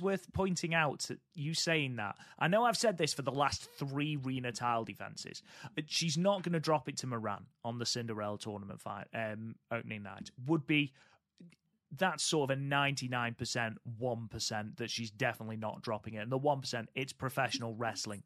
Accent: United Kingdom; I'm British.

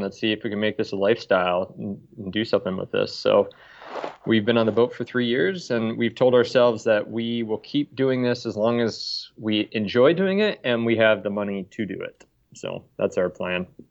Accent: Des Moines, Iowa, United States; moved away as an adult; also born or lived in Stockholm, Sweden; I grew up in Des Moines, uh, lived all over the U.S., and then uh, about 10 years ago, I moved to Stockholm for a job

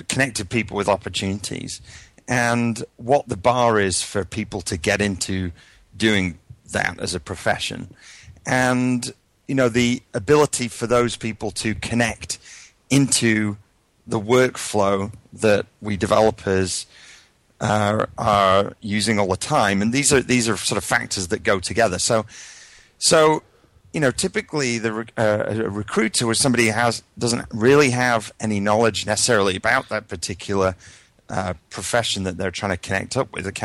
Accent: United Kingdom; moved away as an adult; now in United States

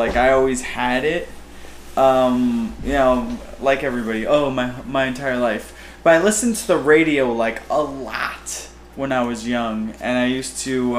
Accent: Louisville, Kentucky, United States; I was born in Louisville, Kentucky

